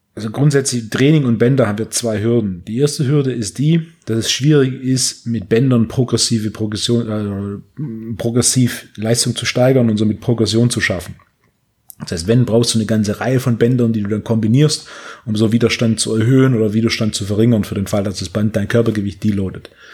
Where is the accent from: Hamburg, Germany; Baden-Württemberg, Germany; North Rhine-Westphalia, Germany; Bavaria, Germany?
Baden-Württemberg, Germany; Herrenberg; wir hatten so ein Tabakgeschäft in Herrenberg, wo ich herkomme.